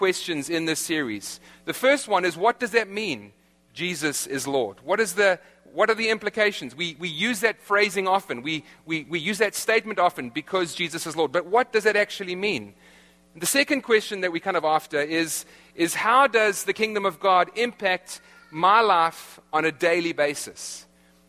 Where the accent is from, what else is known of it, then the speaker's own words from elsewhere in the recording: South Africa; accent: South African; moved away; my South African accent